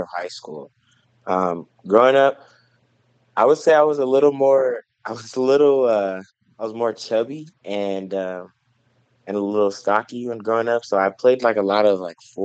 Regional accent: Los Angeles, California, United States; moved away as an adult; also born or lived in Carson, California / Hawthorne, California / Menifee, California; now in Maryville, United States; Originally, I'm from Los Angeles. I grew up in, my dad lived in Carson, California, and my mom lived in Hawthorne, so the LA County area

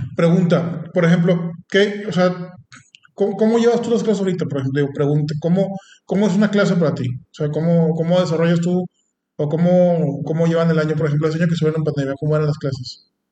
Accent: Mexico; no tenemos aquí en México

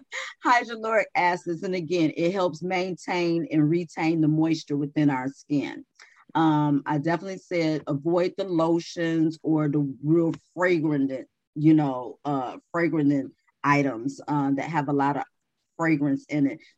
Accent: Chicago, Illinois, United States; moved away; I was from Chicago, so you know it's bit bitingly cold.

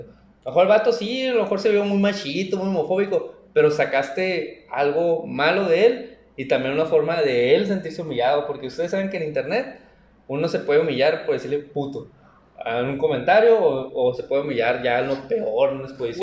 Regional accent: Mexico; nosotros como mexicanos nos falta educación, mentalidad

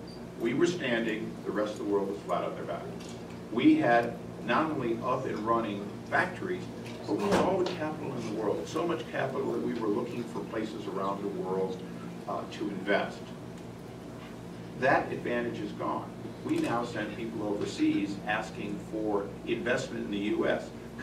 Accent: California, United States; in some cases, as a Californian, if we make a 5% federal repatriation

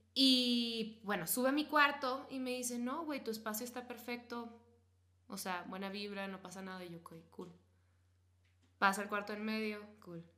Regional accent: northern Mexico border, Mexico; soy niña de frontera

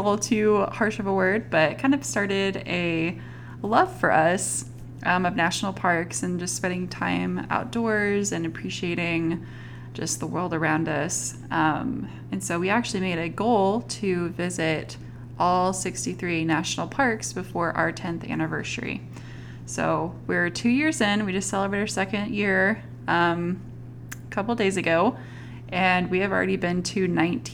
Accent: Northwest Arkansas, United States; also born or lived in Southeast Texas / Utah; I was born in Northwest Arkansas. That's where I currently live. I've lived in the Northwest Arkansas area for pretty much my whole life, spare a couple years that were spent in Southeast Texas

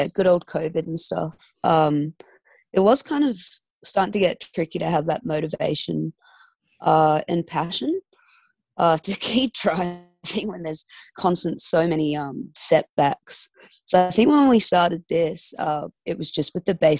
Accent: Fremantle, Western Australia, Australia; We're from Fremantle

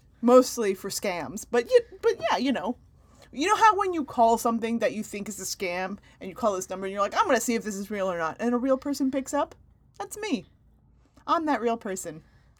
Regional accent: United States; first language English; I'm from America.

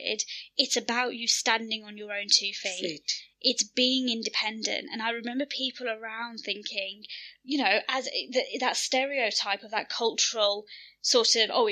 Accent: Birmingham, West Midlands, United Kingdom; we're born and bred in Birmingham, we've grown up in Western society

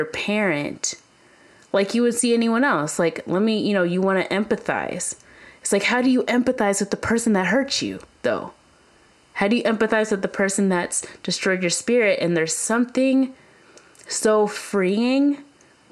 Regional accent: Kentucky, United States; moved away; I grew up in Kentucky

